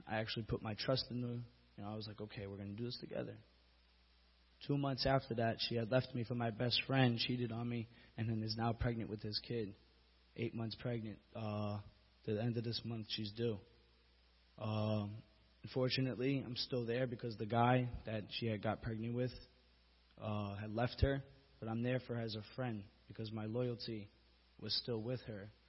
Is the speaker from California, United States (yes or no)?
no; Bayonne, New Jersey, United States; I was born and raised in Bayonne, right on the borderline of Jersey City.